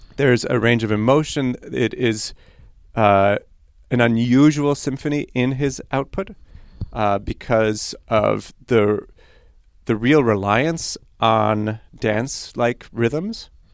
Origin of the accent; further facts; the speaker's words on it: New York City, New York, United States; first language Polish; Hebrew; English is a second language; now in Ann Arbor, United States; So my sister and I grew up in New York City and actually English was not our first language